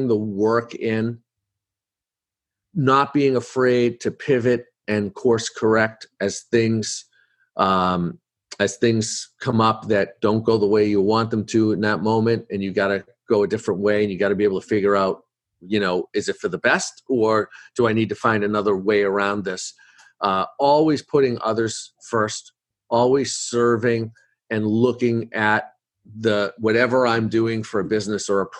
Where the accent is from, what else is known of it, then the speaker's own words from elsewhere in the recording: Boston, Massachusetts, United States; I'm from Boston